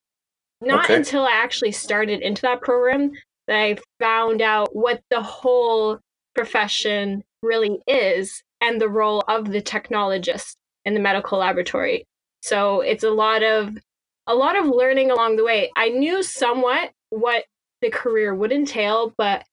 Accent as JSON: {"language": "English", "town": "Cornwall", "region": "Ontario", "country": "Canada", "tie": "born or raised there", "said": "I grew up in Cornwall, Ontario"}